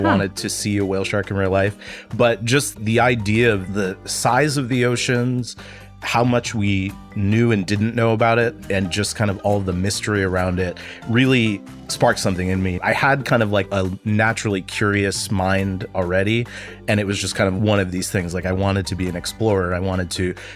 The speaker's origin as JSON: {"language": "English", "region": "Northeast Ohio", "country": "United States", "tie": "born or raised there", "said": "I grew up in Northeast Ohio in a small town that's directly between Cleveland and Youngstown, but really very rural"}